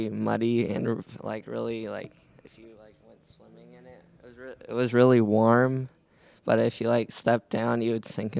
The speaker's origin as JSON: {"language": "English", "town": "Darrington", "region": "Washington", "country": "United States", "said": "I'm from Darrington, Washington."}